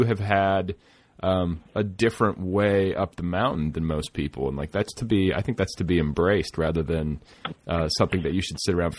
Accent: Indiana, United States; I'm from Indiana

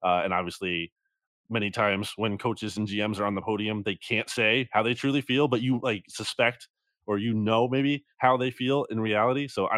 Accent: New Jersey, United States; That's the college mascot for the team of the town I grew up in New Jersey.

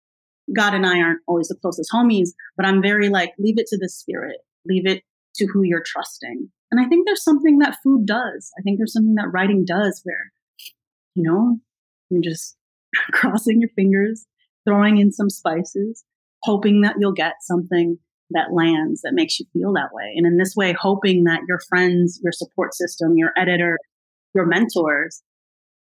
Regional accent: United States; I'm American

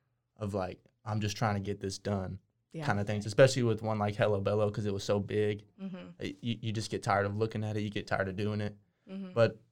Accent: Waco, Texas, United States; I was born and raised here.

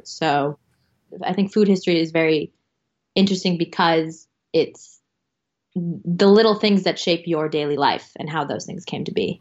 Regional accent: United States; I'm an American

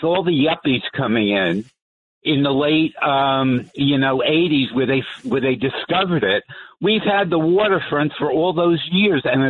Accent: Jersey City, New Jersey, United States; now in Manhattan, United States; I grew up in Jersey City in the 60s and the 50s.

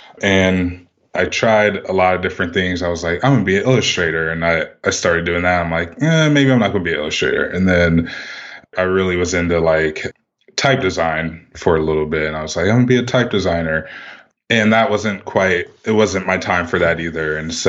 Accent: Midwest, United States; I'm from the Midwest originally, so it's like a big kind of Midwest thing for us.

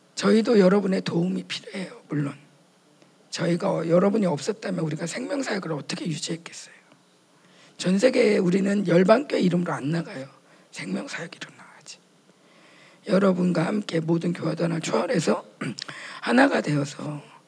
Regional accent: South Korea; 물론 우리는 남한이고

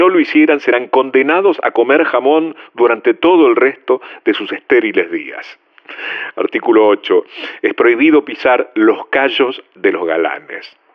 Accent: Dominico, Buenos Aires Province, Argentina; Soy de Domínico.

